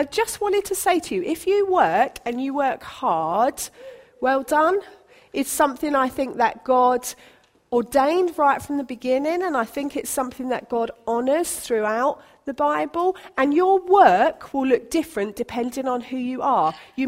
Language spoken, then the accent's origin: English; Basingstoke, South East England, United Kingdom; also born or lived in Colwyn Bay / St. Neots / Bishop's Stortford; now in Sutton, United Kingdom; so I was born in Colwyn Bay in Wales. I then spent most of my growing up in Basingstoke in Hampshire, and then we moved to St. Neots, and then we moved to Bishop Stortford, and then we moved here.